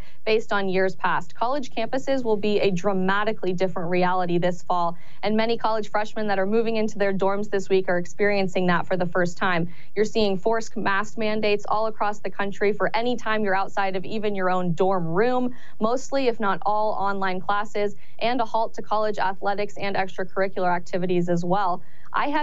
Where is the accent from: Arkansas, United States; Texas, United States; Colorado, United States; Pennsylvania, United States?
Colorado, United States; now in Arizona, United States; I'm actually originally from Colorado